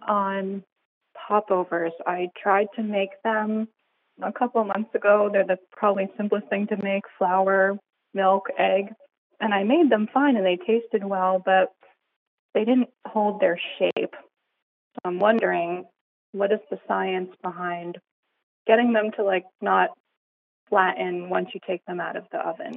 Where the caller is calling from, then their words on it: New Jersey, United States; I'm calling from New Jersey